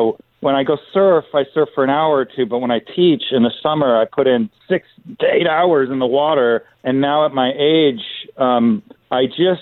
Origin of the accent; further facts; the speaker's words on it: Los Angeles, California, United States; I grew up in Los Angeles